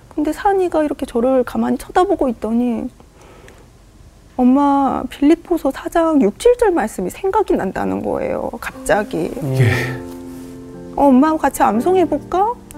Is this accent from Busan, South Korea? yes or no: yes; Busan, South Korea; now in Gapyeong, South Korea; 제가 부산 사람이라